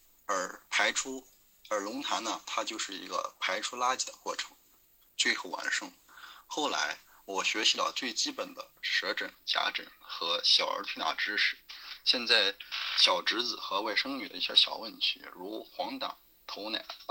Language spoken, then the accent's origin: Chinese; Xi'an, Shaanxi, China; ，今年二十四岁。